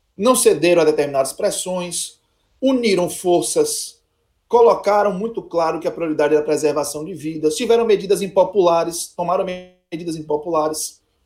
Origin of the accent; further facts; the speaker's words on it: Salvador, Bahia, Brazil; eu nasci no Santo Isabel, em Nazaré